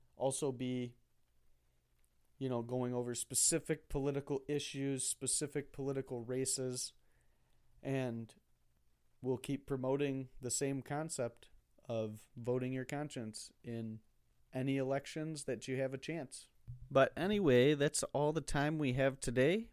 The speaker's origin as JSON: {"language": "English", "country": "United States", "said": "as an American"}